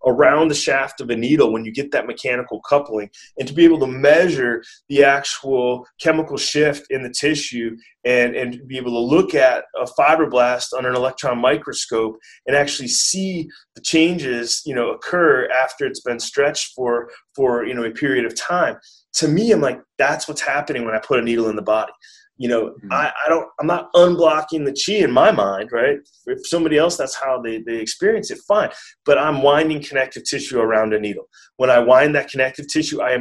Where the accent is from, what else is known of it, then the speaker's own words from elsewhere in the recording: Wisconsin, United States; moved away; also born or lived in San Diego / Santa Cruz; I'm from Wisconsin.